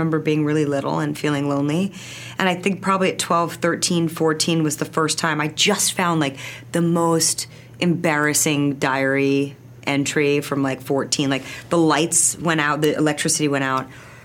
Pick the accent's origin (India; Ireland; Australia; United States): United States; Los Angeles, California; I grew up in Bel Air